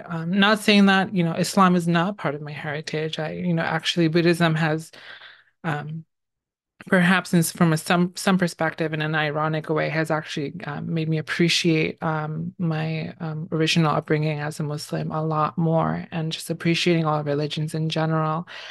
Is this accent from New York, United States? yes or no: yes; New York City, New York, United States; also born or lived in Bangladesh; I grew up in the Bronx in New York City.